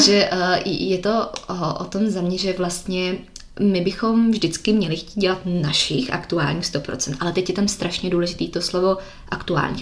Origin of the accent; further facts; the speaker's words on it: Czechia; moved away as an adult; now in Miami, United States; tady u nás v Čechách